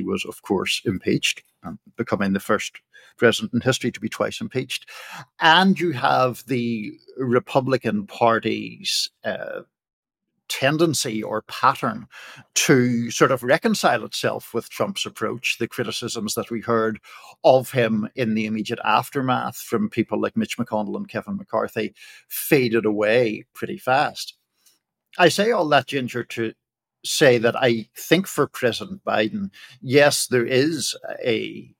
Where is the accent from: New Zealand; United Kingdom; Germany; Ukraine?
United Kingdom; Northern Ireland; now in United States; as people will tell from my accent, I grew up in Ireland, in the north of Ireland